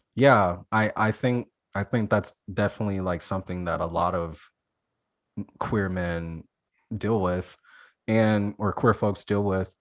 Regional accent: Alabama, United States; I'm from Alabama so like I always thought it was terrible growing up in Alabama

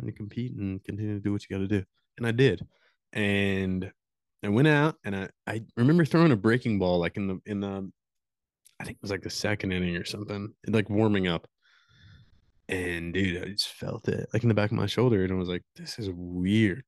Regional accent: Morehead, Kentucky, United States; Right here in good old Moorhead

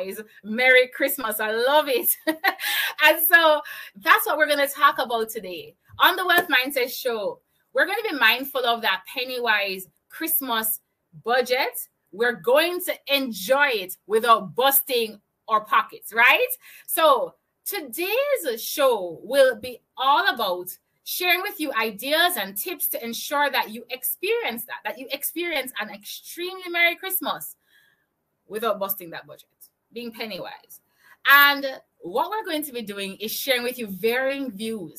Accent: Jamaica; I'm from Jamaica. I live in Kingston, Jamaica

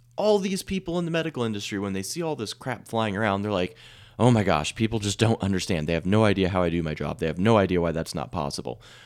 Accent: Salina, Kansas, United States; I'm from Camp Midwest, uh, the Midwest, Salina specifically

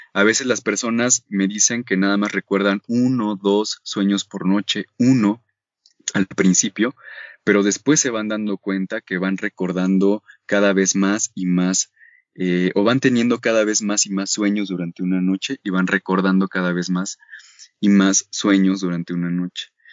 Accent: Mexico; como sociedad mexicana

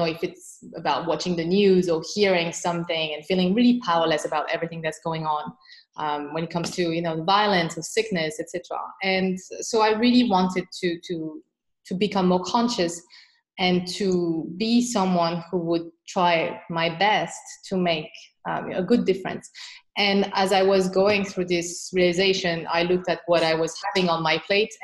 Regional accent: France; moved away as an adult; also born or lived in Beijing, China / Shanghai, China / Hong Kong; now in Singapore; I'm originally from France

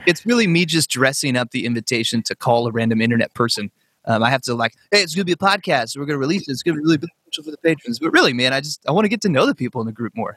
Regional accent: Northern California, United States; I grew up in Northern California.

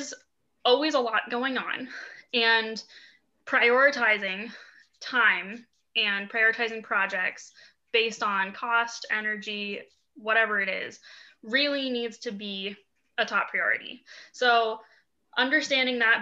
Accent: Boulder, Colorado, United States; I grew up in Boulder, actually. So that's my hometown

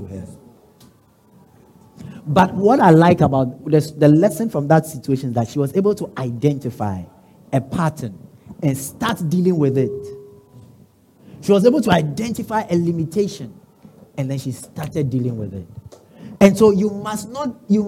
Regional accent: Accra, Greater Accra, Ghana; I come from Osu.

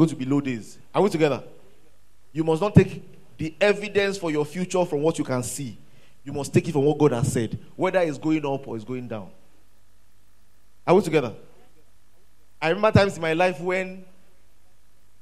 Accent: Ilorin, Kwara, Nigeria; I grew up in Ilorin

